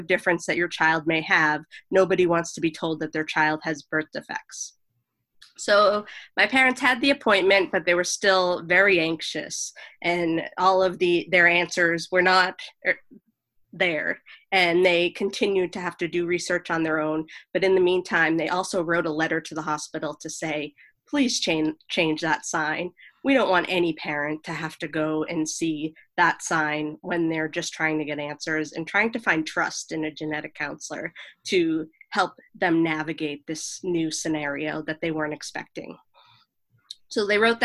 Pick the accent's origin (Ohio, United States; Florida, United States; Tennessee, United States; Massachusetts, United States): Massachusetts, United States; Boston; moved away; also born or lived in Los Angeles / New York City; I was born in Boston.